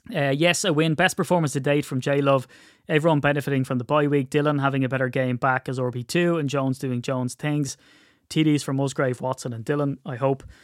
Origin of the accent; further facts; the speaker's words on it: Ireland; I'm Irish